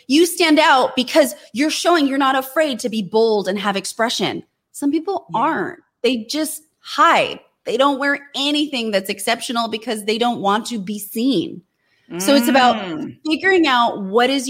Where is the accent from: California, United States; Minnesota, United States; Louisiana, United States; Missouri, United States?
California, United States; Fremont; I grew up in Fremont